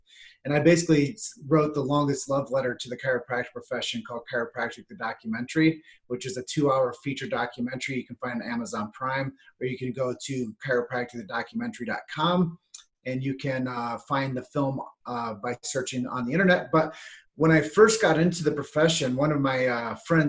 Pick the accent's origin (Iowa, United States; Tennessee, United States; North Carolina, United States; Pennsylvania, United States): Iowa, United States; Davenport; my hometown, which is Davenport, Iowa